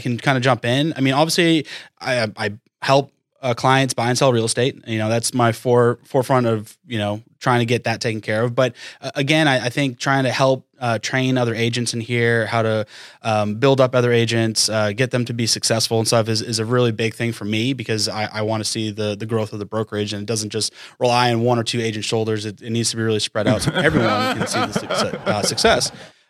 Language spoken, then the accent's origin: English; Massachusetts, United States; also born or lived in Florida; now in Tulsa, United States; I'm originally from Massachusetts, lived there, moved down to Florida.